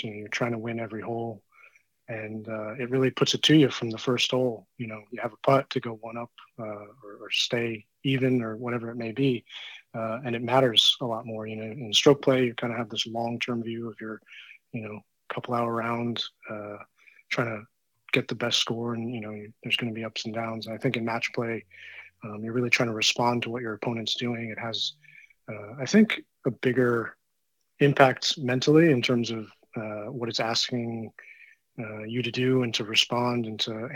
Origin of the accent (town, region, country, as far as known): New Jersey, United States; born or raised there; also born or lived in Virginia